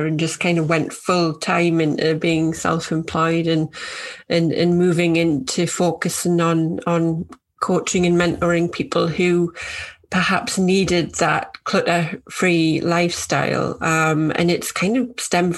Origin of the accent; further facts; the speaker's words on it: North East England, United Kingdom; moved away as an adult; now in Yorkshire, United Kingdom; I live in Yorkshire, although from my accent, you might be able to tell I'm from northeast of England.